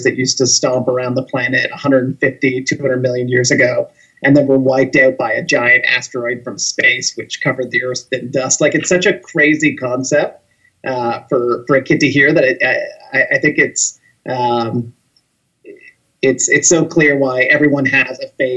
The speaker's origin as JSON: {"language": "English", "region": "a small town in Ontario", "country": "Canada", "lives_now": "Toronto, Canada", "said": "I'm originally from a small town in Ontario, which is a province in Canada"}